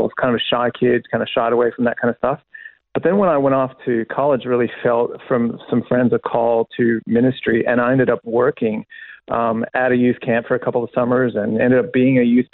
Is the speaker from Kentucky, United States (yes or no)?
yes; Kentucky, United States; also born or lived in Illinois; I was born in Illinois, but then grew up in Kentucky